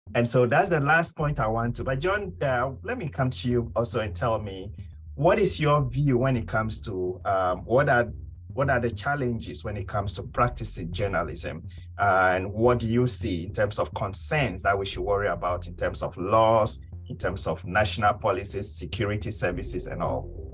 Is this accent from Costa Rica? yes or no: no; Ghana; my home country, Ghana, hasn't been doing too well